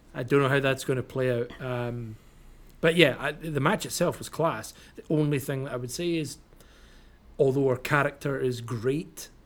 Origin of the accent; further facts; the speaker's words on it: Scotland, United Kingdom; I'm Scottish